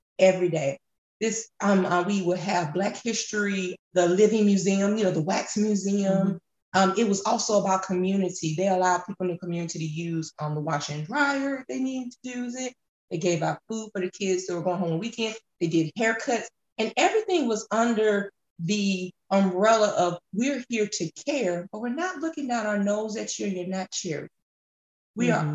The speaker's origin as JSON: {"language": "English", "town": "Atlanta", "region": "Georgia", "country": "United States", "tie": "born or raised there", "said": "I grew up in Metro Atlanta"}